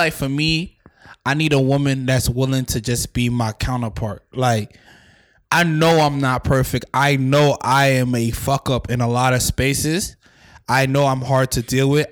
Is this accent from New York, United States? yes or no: yes; New York City, New York, United States; I'm from Staten Island